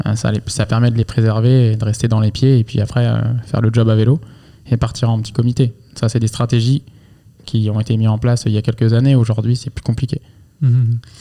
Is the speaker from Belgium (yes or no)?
no; Angers, Pays de la Loire, France; je suis de Angers à, la base